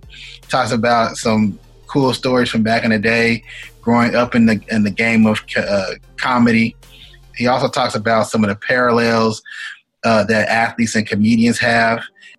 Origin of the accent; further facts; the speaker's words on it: Texas, United States; now in Chicago, United States; You know, I'm from Texas. I just recently moved to Chicago about this time last year.